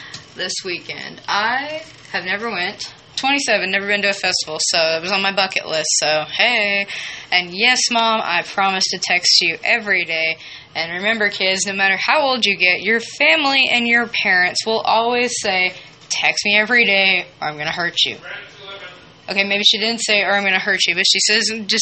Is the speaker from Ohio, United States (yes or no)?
no; Malvern, Arkansas, United States; also born or lived in Chattanooga, Tennessee / Magnet Cove, Arkansas / Hot Springs, Arkansas; Born in Chattanooga, Tennessee, and raised in Malvern, Magnet Cove, Arkansas